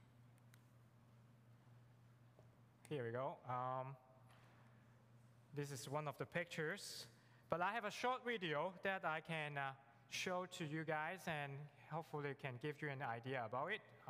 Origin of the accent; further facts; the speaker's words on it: Hong Kong; English is a second language; moved away; also born or lived in Africa; I'm born and raised in Hong Kong, so you know English is my second language.